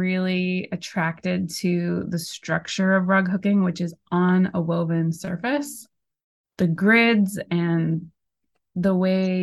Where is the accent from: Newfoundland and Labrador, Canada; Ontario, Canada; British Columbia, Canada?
Newfoundland and Labrador, Canada; Portugal Cove-St. Philip's; I grew up in Portugal Cove, St. Phillips